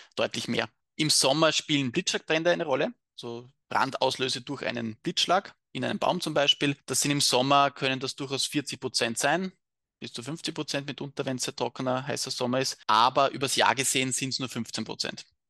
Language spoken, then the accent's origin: German; Austria; bei uns in Österreich